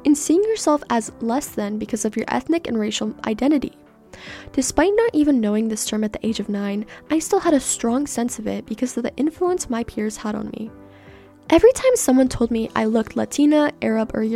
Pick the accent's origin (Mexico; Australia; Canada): Canada; first language Persian; English is a second language; born and raised in Canada